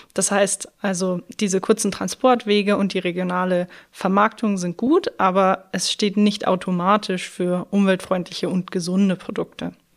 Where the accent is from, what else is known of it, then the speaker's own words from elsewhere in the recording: Schrobenhausen, Bavaria, Germany; ich komme ja aus der Spargelstadt Schrobenhausen